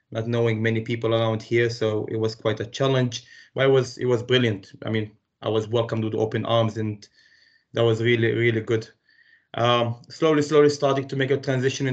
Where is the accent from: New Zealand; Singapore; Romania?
Romania; English is a second language; moved away as an adult; also born or lived in Palestine; now in United Kingdom; Originally I'm from Romania, but from a really mixed heritage. Like I said to you earlier, my mom is Romanian, my dad is Palestinian. Grew up in Romania though